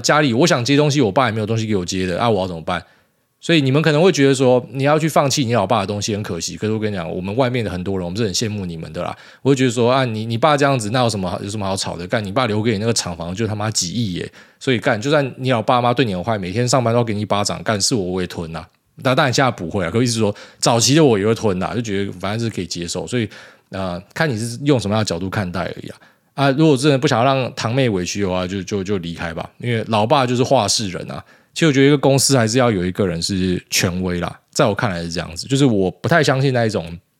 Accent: Taiwan; moved away as an adult; 居留证回台湾申请我妻小的临时签证，然后再继续轮回。那另外我分享护照的心得，比起拿非欧盟护照的同事们，台湾护照真的是屌打

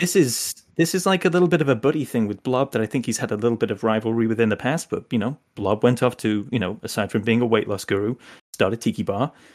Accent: England, United Kingdom; now in United States; I'm English originally

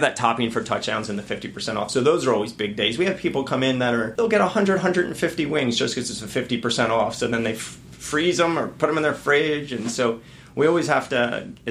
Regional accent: Annapolis, Maryland, United States; And I grew up in Admiral Heights, Dewey Drive, before we moved over down here in the peninsula, this neck of the woods.

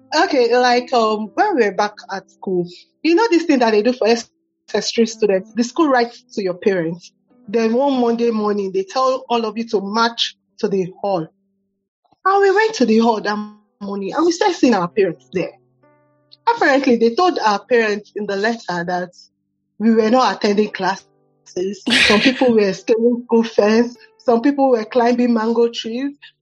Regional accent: Lagos, Nigeria; now in Abuja, Nigeria; growing up in Lagos was really hectic

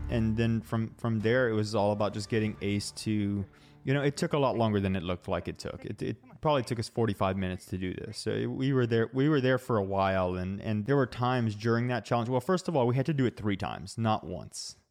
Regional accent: Utah, United States; I'm from Utah and I like the snow

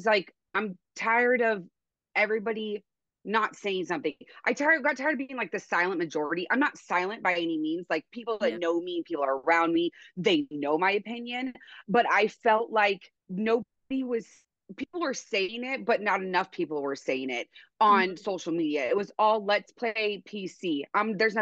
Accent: Oregon, United States; moved away as an adult; now in Montana, United States; I'm originally from Oregon. I grew up there. I moved to Montana a couple of years ago, 2021

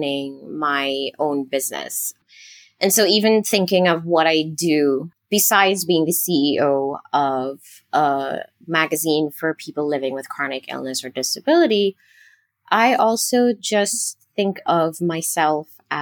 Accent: Trinidad & Tobago; moved away; I am originally from Trinidad and Tobago, which is a teeny tiny island country in the Caribbean.

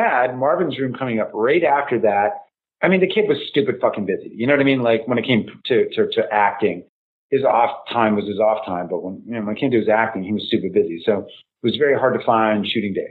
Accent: Winnipeg, Manitoba, Canada; moved away; I'm from the north end of Winnipeg. It's where I was born. I was born in the worst fucking neighborhood in Winnipeg

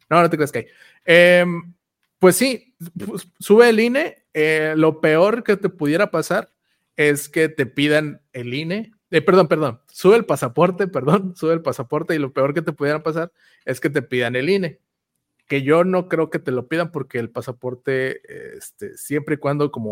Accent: Ciudad Victoria, Tamaulipas, Mexico; yo soy de Victoria

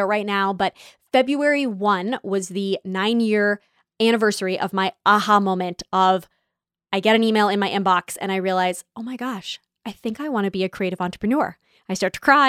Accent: California, United States; moved away; I grew up in California my whole life

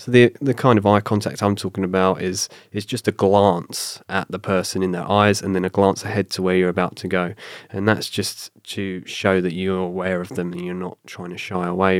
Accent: south coast of England, United Kingdom; accent: British; moved away as an adult; also born or lived in London; now in Canada; I moved from my hometown on the south coast of England up to London

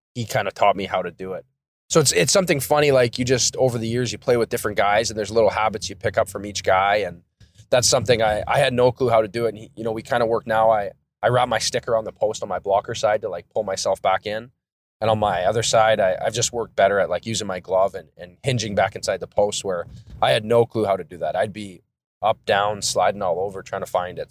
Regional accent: Thunder Bay, Ontario, Canada; I grew up in Thunder Bay, Ontario, so it's pretty much snow

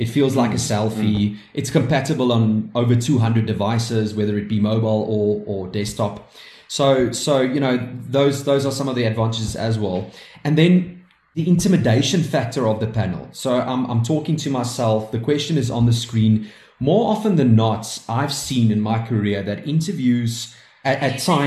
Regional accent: South Africa; we are proudly South African and we are very proud to be proudly South African

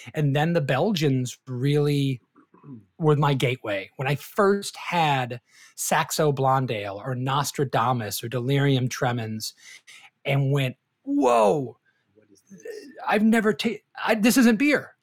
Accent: Detroit, Michigan, United States; moved away as an adult; now in Florida, United States; I am from Detroit originally

